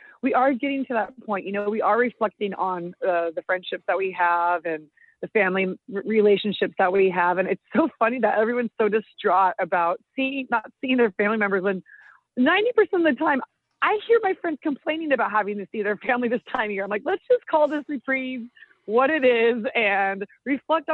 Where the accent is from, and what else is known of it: Marin County, California, United States; born or raised there; also born or lived in Irvine